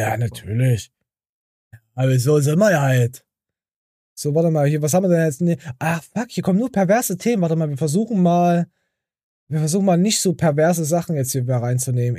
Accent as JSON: {"language": "German", "region": "Thuringia", "country": "Germany", "said": "bei uns in Thüringen"}